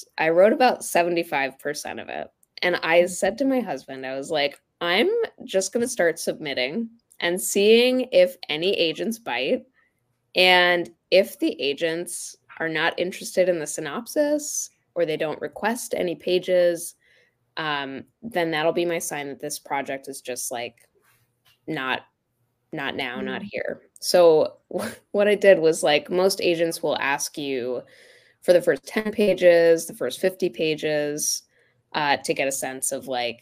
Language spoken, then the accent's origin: English; Florida, United States; I grew up in Florida